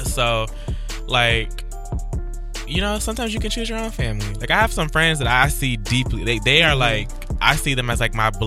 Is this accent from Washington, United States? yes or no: no; Baytown, Texas, United States; I grew up in Baytown